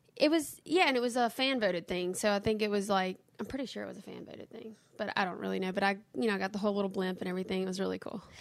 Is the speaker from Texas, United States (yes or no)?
no; Kentwood, Louisiana, United States; also born or lived in Nashville, Tennessee; now in Hammond, United States; I'm from Kentwood, but I live in Hammond, Louisiana now